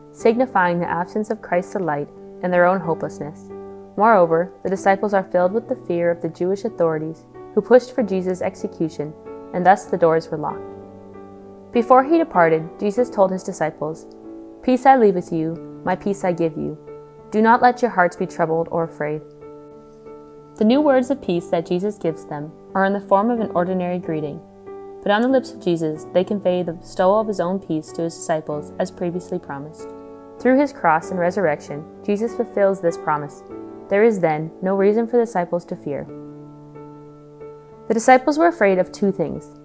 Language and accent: English; Spirit River, Alberta, Canada; I'm from Spirit River, Alberta, and I'm a second year student here at St. Therese Institute.